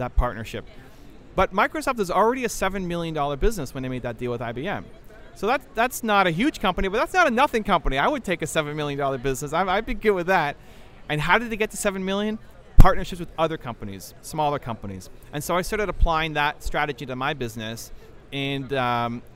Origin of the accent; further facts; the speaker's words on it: Toronto, Ontario, Canada; I am from Toronto, Canada